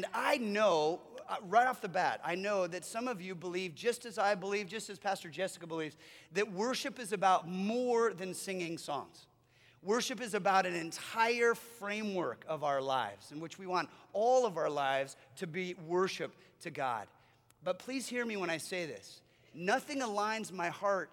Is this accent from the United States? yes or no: yes; United States; as American followers of Jesus